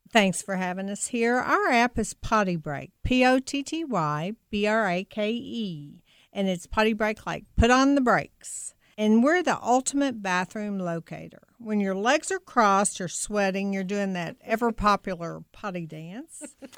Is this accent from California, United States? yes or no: no; Kentucky, United States; now in Louisville, United States; I grew up about twenty miles south of University of Kentucky